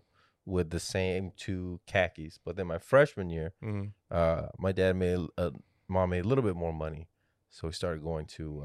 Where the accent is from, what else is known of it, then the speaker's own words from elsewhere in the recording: Texas, United States; now in San Antonio, United States; Yeah, I grew up in the Valley.